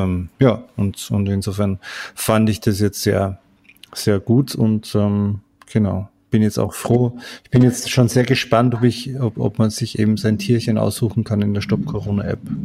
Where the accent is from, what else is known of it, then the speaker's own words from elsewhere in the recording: Salzburg, Austria; bei uns in Salzburg